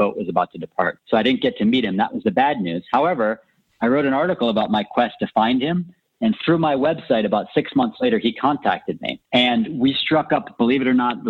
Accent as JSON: {"language": "English", "town": "Buffalo", "region": "New York", "country": "United States", "tie": "born or raised there", "said": "I grew up in Buffalo, New York"}